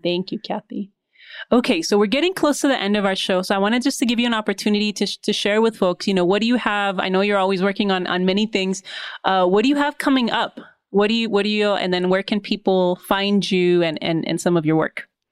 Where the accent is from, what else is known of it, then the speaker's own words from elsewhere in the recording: Mexico; I'm from Mexico.